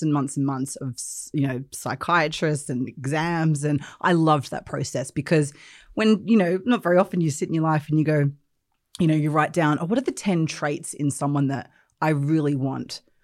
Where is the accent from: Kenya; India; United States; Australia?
Australia; moved away as an adult; also born or lived in England; I grew up in Australia, uh, but then I left when I was twenty-one and I came to the U K